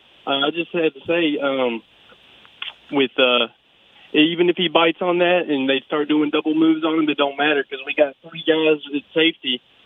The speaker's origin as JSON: {"language": "English", "town": "Port Neches", "region": "Texas", "country": "United States", "said": "Port Neches, Texas."}